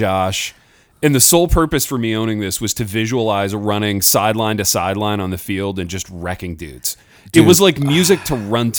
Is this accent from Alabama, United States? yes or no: no; Hartford City, Indiana, United States; From my almost my hometown of Fort Wayne, Indiana. I'm from Hartford City, but they were just up the road in Fort Wayne.